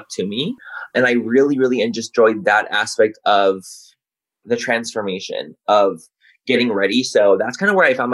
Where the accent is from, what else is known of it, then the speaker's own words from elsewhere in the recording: Chula Vista, California, United States; moved away as an adult; also born or lived in San Diego, United States; now in Los Angeles, United States; I grew up in San Diego. Born and raised Chula Vista